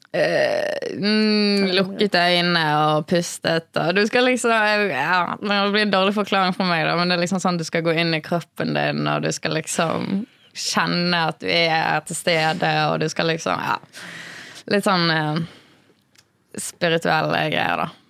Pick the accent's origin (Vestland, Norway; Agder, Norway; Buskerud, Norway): Vestland, Norway; Bergen; jeg er fra Bergen, som dere kanskje hører